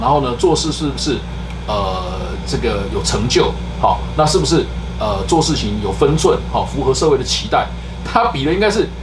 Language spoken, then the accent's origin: Chinese; Taiwan; 我们传统台湾人